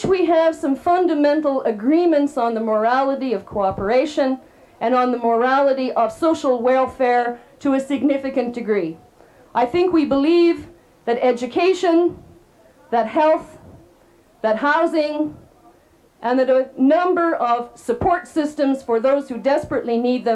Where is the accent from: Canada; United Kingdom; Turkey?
Canada; as a Canadian